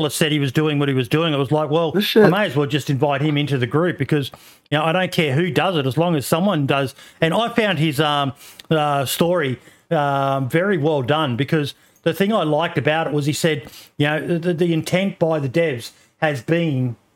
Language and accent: English; Australia; I'm an Aussie